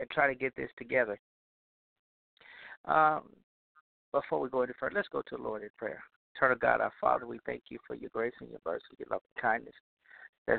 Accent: Louisiana, United States; Louisiana, my home state, my home region

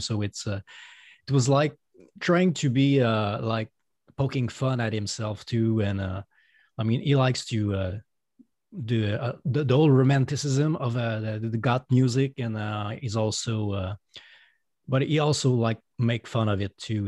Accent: Quebec City, Quebec, Canada; accent: French Canadian; first language French; English is a second language; I'm a solo artist from Canada. Um, I, my first language is French, so that's why you're hearing an accent right now.

